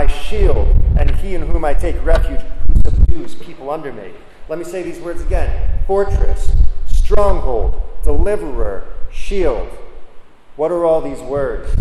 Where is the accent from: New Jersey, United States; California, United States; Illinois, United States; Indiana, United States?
New Jersey, United States; where I grew up in New Jersey